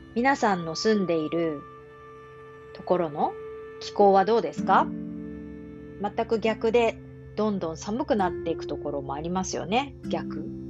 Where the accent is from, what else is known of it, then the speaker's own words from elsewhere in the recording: Japan; accent: Standard Japanese (hyōjungo); 私の日本語は標準語なんですが